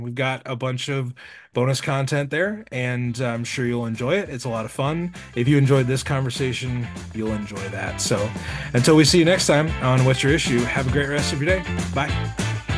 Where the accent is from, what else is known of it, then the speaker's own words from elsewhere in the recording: Nebraska, United States; I'm from Nebraska, so I've been doing local Nebraska stuff.